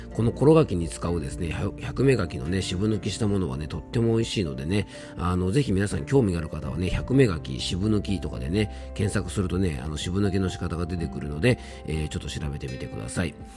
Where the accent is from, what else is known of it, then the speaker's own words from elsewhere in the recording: Hirose, Yamanashi, Japan; この地元の広瀬